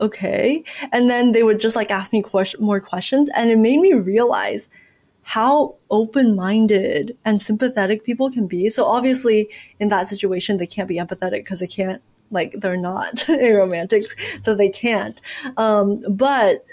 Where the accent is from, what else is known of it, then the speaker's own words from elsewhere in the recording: United States; growing up in America